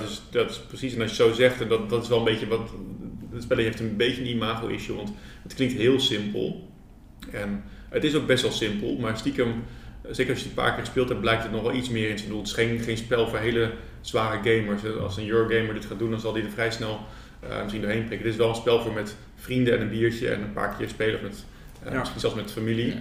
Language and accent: Dutch; Rotterdam, South Holland, Netherlands; also born or lived in Ede; now in Nijmegen, Netherlands; Ik kom eigenlijk uit Rotterdam en ik heb een tijd in Ede gewoond